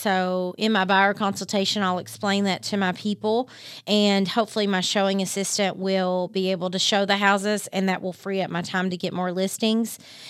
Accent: Harlan County, Kentucky, United States

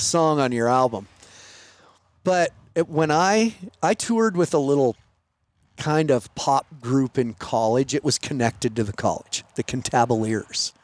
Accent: Montana, United States; I'm from Montana

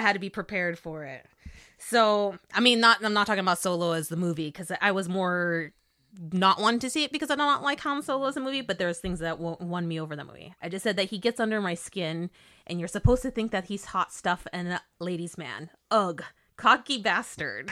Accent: California, United States; being Californian

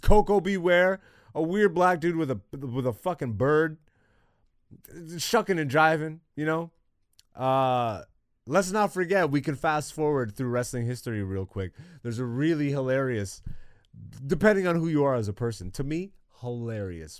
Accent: Canada; me living in Canada and growing up in Canada

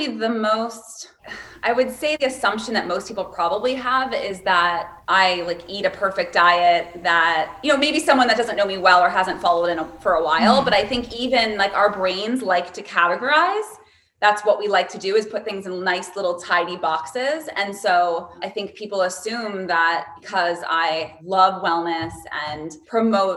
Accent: East Coast, United States; I grew up on the East Coast

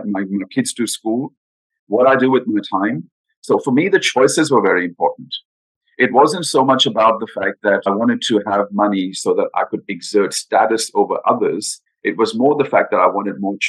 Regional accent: India; moved away; I grew up in India. I'm Indian by background, born in India.

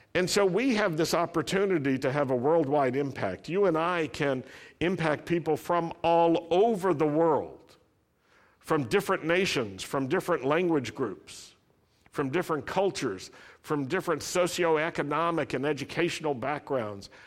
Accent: the South, United States; I grew up in the South

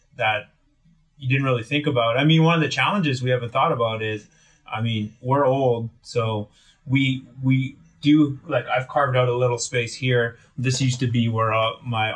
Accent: Willow River, British Columbia, Canada; I grew up in Northern BC

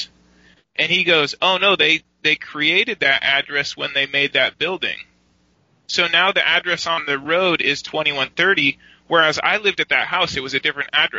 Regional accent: United States; I'm American

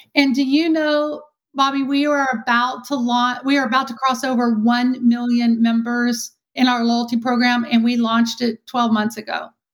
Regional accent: Texas, United States; accent: Texan; Born and raised Texan, which you probably see, you know, can hear by my accent.

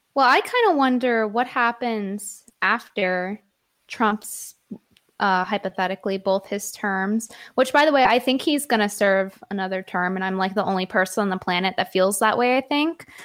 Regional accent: Connecticut, United States; accent: New York; valley girl; moved away as an adult; now in New York, United States; spent all my, like, growing up years in Connecticut from, like, ten through eighteen

